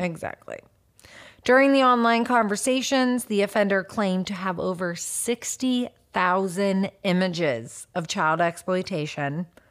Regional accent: United States; I grew up, me personally, I grew up in America

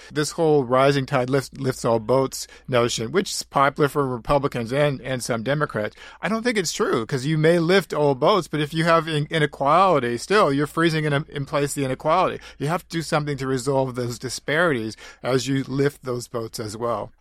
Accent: St. Louis, Missouri, United States; also born or lived in Florissant, Missouri; I grew up in Saint Louis is born in Saint Louis in the inner city, but then I moved to, uh, Florissant, Missouri, which is a suburb

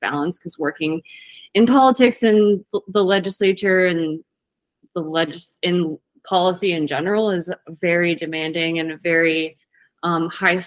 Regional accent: Virginia, United States; moved away as an adult; also born or lived in Hawaii; now in Washington, United States; I moved from Virginia to Hawaii after college, back to Virginia, and then out to Washington.

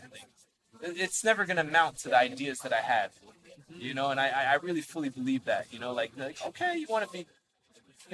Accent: United States; I was born in the States

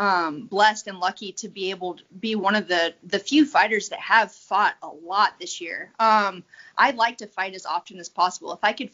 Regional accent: South Carolina, United States; And then I was a military brat, so we moved around a lot. And then once he retired in South Carolina, I just ended up growing up there.

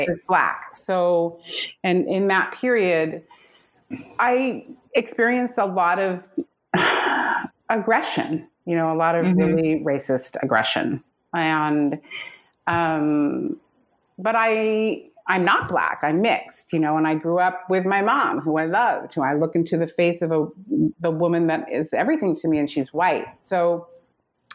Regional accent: San Anselmo, California, United States; also born or lived in San Francisco / San Geronimo Valley; So I grew up in a little place called San Anselmo

